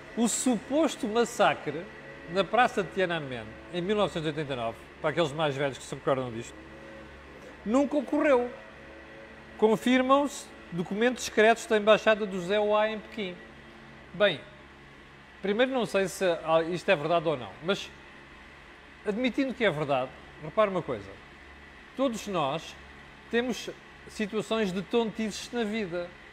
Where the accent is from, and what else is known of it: Portugal